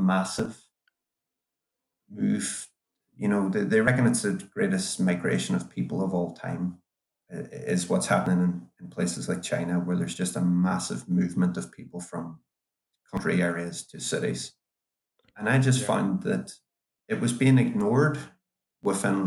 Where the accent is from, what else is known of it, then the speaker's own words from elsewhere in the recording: Derry, Northern Ireland, United Kingdom; I grew up in Derry during the Troubles there